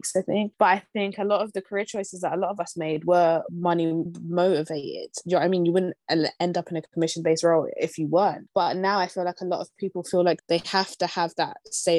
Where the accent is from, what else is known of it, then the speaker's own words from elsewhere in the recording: London, United Kingdom; we're from London, so we will never be able to buy a house in London